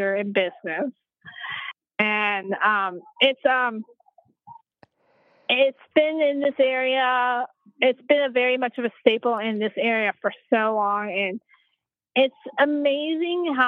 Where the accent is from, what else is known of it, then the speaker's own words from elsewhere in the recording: the South, United States; I'm from the good old South, so, but you couldn't tell from my accent whatsoever